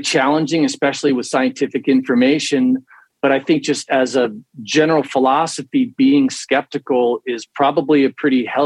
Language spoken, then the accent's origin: English; Morristown, New Jersey, United States; moved away as an adult; now in California, United States; A town called Morristown, northern central New Jersey